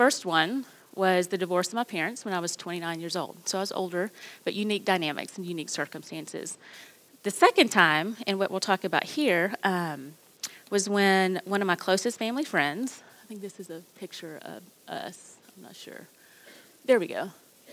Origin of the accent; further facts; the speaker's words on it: Arkansas, United States; I grew up in Arkansas